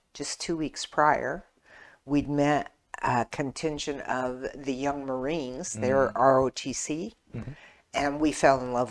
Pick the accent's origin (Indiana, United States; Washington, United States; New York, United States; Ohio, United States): Washington, United States; moved away as an adult; also born or lived in Hawaii; now in Burnsville, United States; Washington State, where I'm from